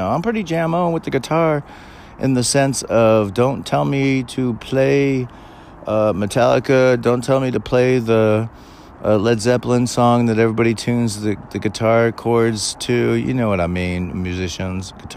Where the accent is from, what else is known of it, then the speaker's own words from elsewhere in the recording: California, United States; I was born and raised in Cali